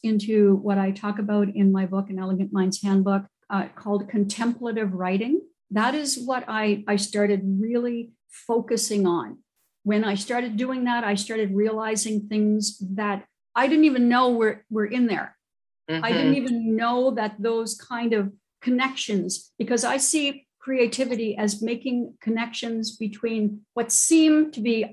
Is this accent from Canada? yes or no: yes; New Brunswick, Canada; I am originally from New Brunswick, Canada